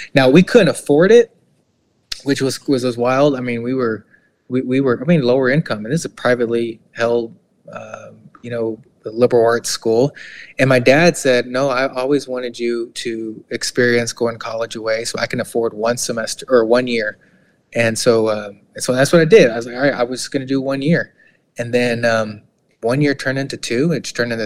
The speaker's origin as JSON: {"language": "English", "town": "Houston", "region": "Texas", "country": "United States", "tie": "born or raised there", "also_born_or_lived": "Midwest", "moved": "as an adult", "said": "growing up in Eastside Houston"}